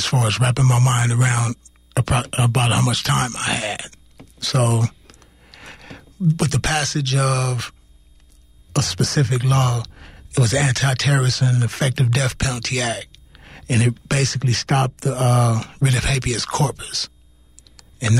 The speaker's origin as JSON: {"language": "English", "town": "Richmond", "region": "California", "country": "United States", "said": "I hail from Richmond, California"}